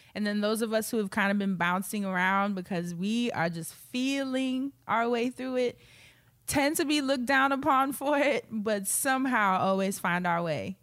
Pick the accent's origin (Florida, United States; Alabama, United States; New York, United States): New York, United States; We're both from New York